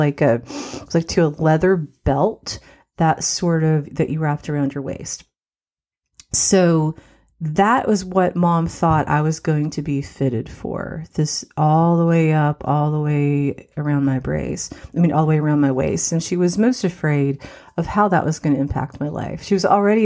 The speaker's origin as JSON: {"language": "English", "region": "West Virginia", "country": "United States", "tie": "born or raised there", "also_born_or_lived": "Morris, Illinois / Joliet, Illinois", "said": "Our mom and dad's parents were in West Virginia, which is where we ended up moving back to."}